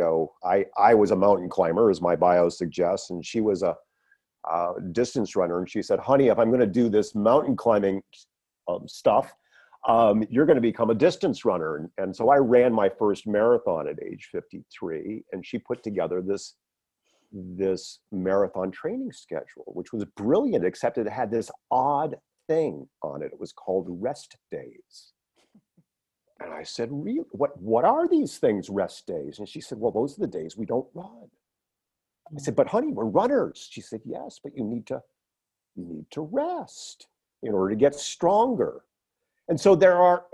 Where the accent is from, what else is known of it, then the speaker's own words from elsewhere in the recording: Northeast of the United States, United States; I grew up in the Northeast of the United States.